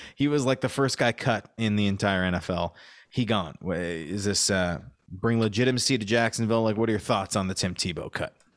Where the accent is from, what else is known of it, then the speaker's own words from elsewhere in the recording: Canada; We're Canadian